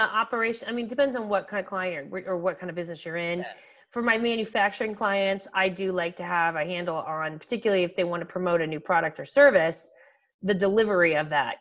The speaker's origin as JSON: {"language": "English", "town": "Canton", "region": "Ohio", "country": "United States", "tie": "born or raised there", "said": "a local school Malone University which is in my hometown"}